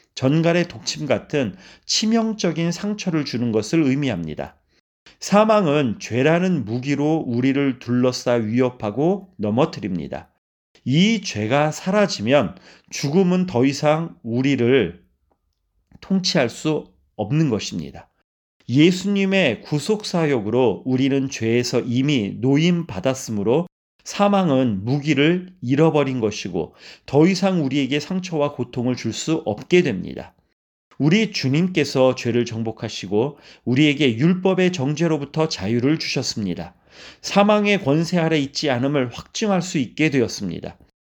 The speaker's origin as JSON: {"language": "Korean", "country": "South Korea"}